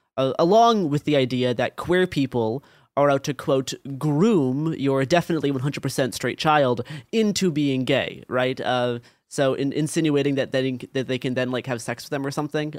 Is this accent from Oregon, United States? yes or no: yes; Portland, Oregon, United States; growing up in Portland, Oregon, in like the 20 teens